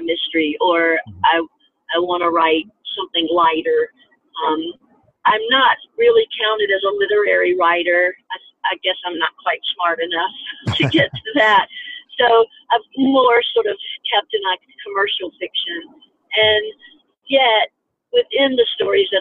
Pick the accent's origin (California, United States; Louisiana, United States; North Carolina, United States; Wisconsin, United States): North Carolina, United States; Growing up in North Carolina, in school in North Carolina